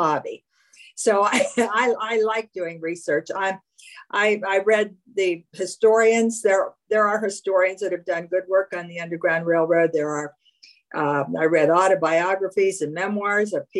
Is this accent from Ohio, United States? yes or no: yes; Ohio, United States; I grew up in Ohio